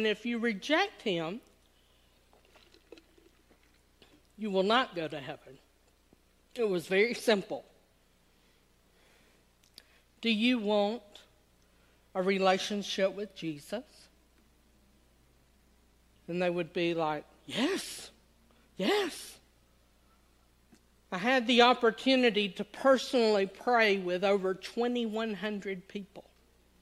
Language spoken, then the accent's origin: English; Southern United States, United States; accent: Southern; I hardly speak English. I speak Southern English.